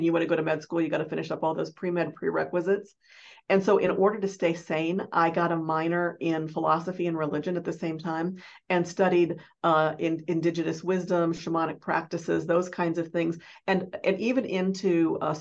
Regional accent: Omaha, Nebraska, United States; I grew up in Omaha, Nebraska

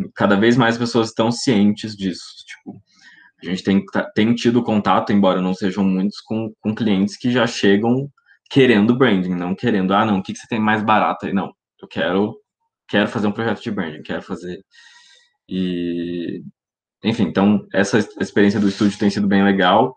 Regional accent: Maringá, Paraná, Brazil; also born or lived in Londrina; E eu sou de Maringá, no Paraná, moro aqui no caso, nasci em Londrina, mas moro em Maringá

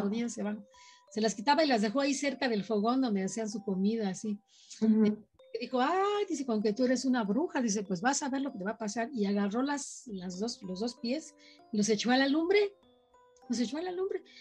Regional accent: Tula de Allende, Hidalgo, Mexico; la ciudad donde yo, donde yo viví, donde yo nací

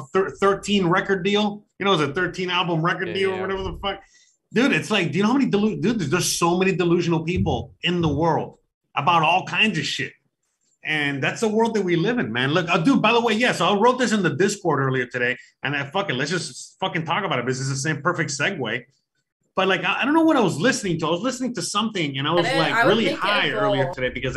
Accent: Florida, United States; I'm from Florida

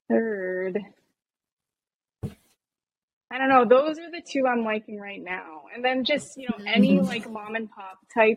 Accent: New Jersey, United States; now in Southern California, United States; I grew up in New Jersey

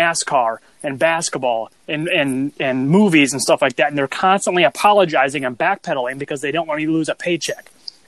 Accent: United States; I'm an American

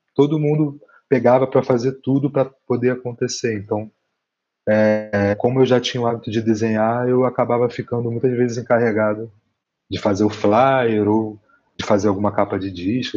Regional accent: Rio de Janeiro, Brazil; moved away as an adult; now in Curitiba, Brazil; eu venho do, da Zona Oeste, de Campo Grande, no Rio de Janeiro

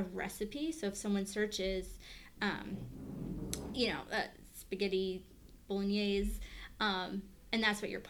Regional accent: Long Island, New York, United States; I grew up on Long Island

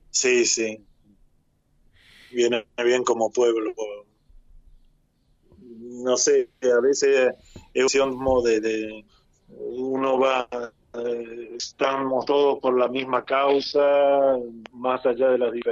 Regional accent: Argentina; bueno, el único argentino en la comunidad

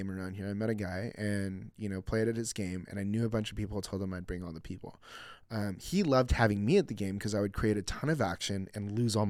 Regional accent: Philippines; I'm Filipino, so we become nurses.

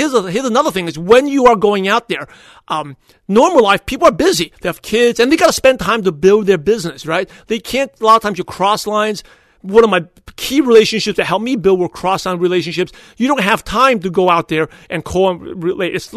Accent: New York City, New York, United States; now in California, United States; I was born and raised in Brooklyn, New York

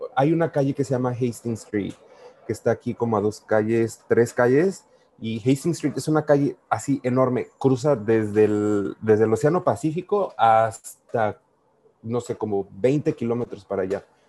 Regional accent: Mexico; accent: Mexican; moved away as an adult; now in Vancouver, Canada; yo soy mexicano, yo desde que iba a la Universidad Latina de América siempre he trabajado y estudiado

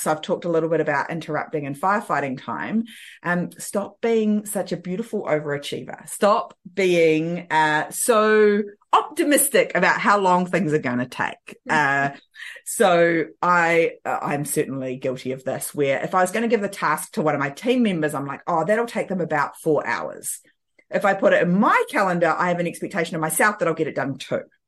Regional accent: New Zealand; I'm from New Zealand and I live in the beautiful Bay of Islands

